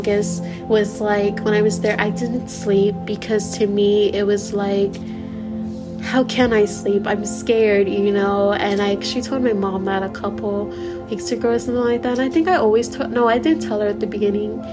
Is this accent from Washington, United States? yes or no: no; Missouri, United States; I'm originally from Missouri